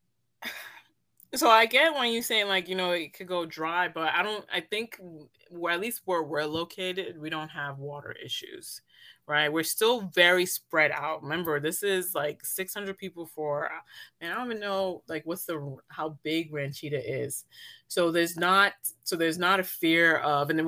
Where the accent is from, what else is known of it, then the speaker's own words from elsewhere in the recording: Brooklyn, New York, United States; also born or lived in San Diego, California; now in San Diego County, United States; I grew up in Brooklyn, New York.